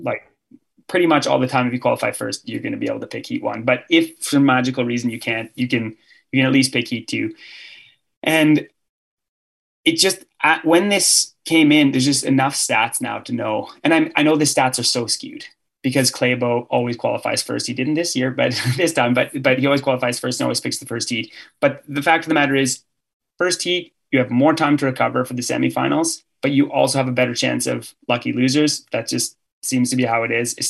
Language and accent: English; Canada; as a Canadian